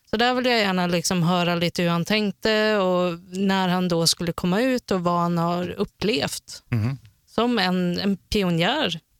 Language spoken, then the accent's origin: Swedish; Härnösand, Västernorrland County, Sweden; Ja, det är från Härnösand.